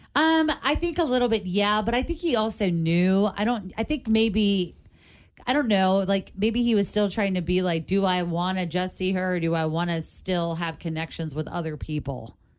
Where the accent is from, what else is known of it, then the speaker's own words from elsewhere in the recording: Covington, Kentucky, United States; I grew up in Covington